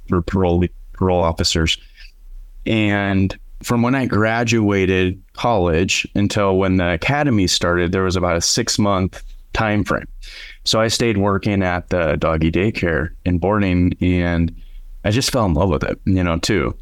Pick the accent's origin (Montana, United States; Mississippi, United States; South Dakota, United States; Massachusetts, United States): South Dakota, United States; Aberdeen; moved away as an adult; now in Sioux Falls, United States; I grew up in Aberdeen, South Dakota.